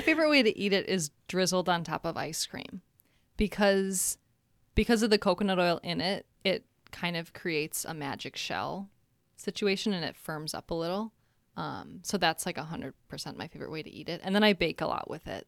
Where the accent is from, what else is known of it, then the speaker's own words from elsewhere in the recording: Minnesota, United States; moved away as an adult; now in Chicago, United States; I am actually born and raised in Minnesota